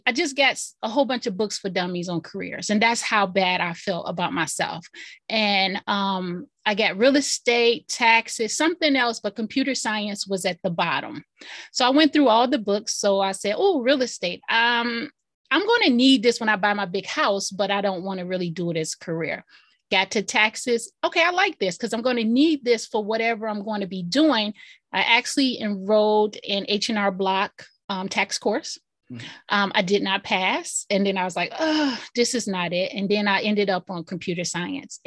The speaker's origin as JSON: {"language": "English", "town": "Detroit", "region": "Michigan", "country": "United States", "tie": "born or raised there", "also_born_or_lived": "Highland Park, Michigan", "said": "I grew up in Detroit, Michigan. Actually, I was born across a bridge in Highland Park, Michigan, but we lived in Detroit. So I was raised in Detroit."}